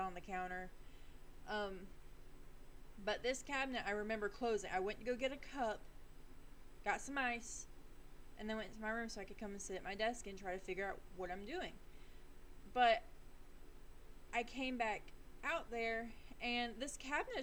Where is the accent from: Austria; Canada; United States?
United States; the South; accent: Southern drawl; we're in the South. So if you hear my accent coming through, I'm very sorry if you can't really understand me. A little Southern drawl is going to come in and out